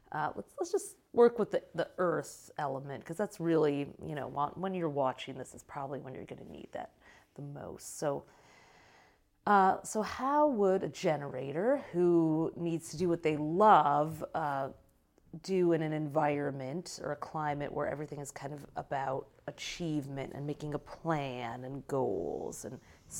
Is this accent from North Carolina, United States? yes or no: no; Michigan, United States; moved away; I came from Michigan.